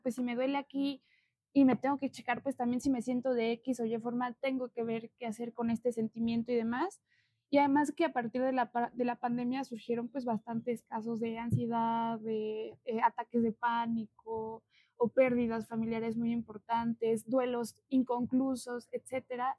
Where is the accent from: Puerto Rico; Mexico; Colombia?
Mexico; Santa Ana Chiautempan, Tlaxcala; Yo soy de Santana